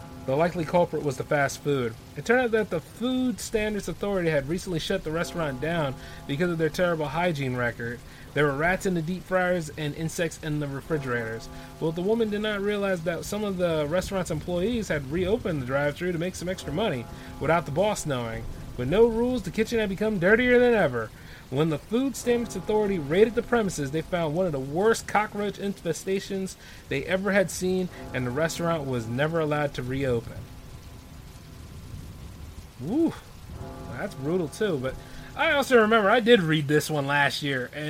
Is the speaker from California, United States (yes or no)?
no; Delaware, United States; my home state